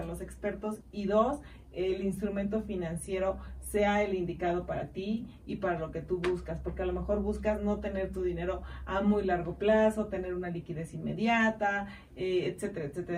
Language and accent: Spanish; Mexico; como buenos mexicanos y amo ser mexicana